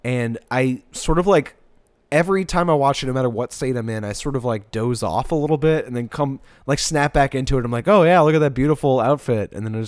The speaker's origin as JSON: {"language": "English", "town": "New Orleans", "region": "Louisiana", "country": "United States", "tie": "born or raised there", "said": "very like inherent to how I grew up with drag in New Orleans."}